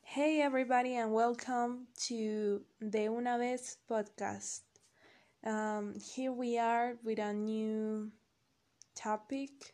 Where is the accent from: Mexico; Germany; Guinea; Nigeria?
Mexico; State of Mexico; English is a second language; I'm from Mexico. I'm 21 and I've been living here all my life.